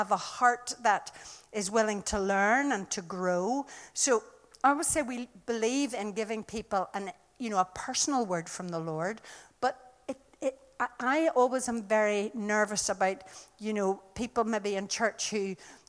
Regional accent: Ireland; I come from Ireland

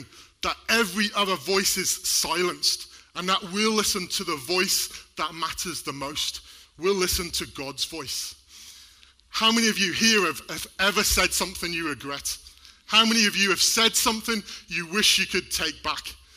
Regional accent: Wales, United Kingdom; We're both from Wales

